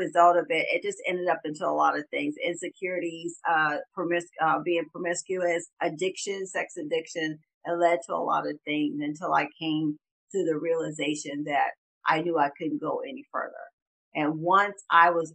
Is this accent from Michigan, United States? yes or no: no; Pineville, South Carolina, United States; moved away as an adult; also born or lived in Charleston, South Carolina; now in Atlanta, United States; I've lived in Charleston, but I was raised in Pineville in Berkeley County.